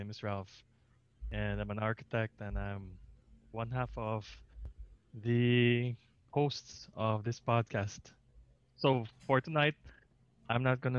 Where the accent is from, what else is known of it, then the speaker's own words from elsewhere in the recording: Philippines; as Filipino architects